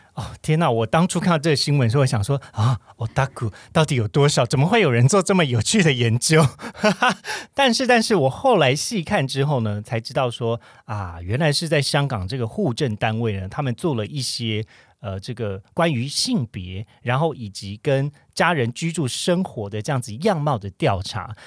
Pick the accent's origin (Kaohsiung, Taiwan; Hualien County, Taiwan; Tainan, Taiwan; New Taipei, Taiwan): Kaohsiung, Taiwan; moved away; 我是身为高雄人